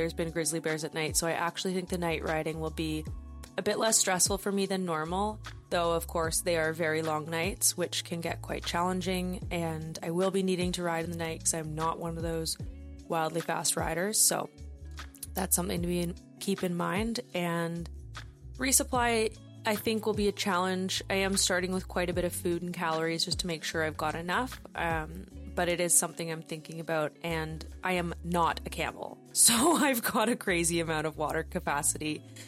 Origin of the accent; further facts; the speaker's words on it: Vancouver, British Columbia, Canada; I'm from Vancouver, British Columbia, Canada.